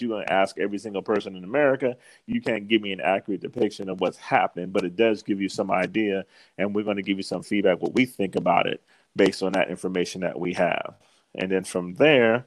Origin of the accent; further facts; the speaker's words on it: Washington, District of Columbia, United States; moved away; growing up in the East Coast in a city like D.C.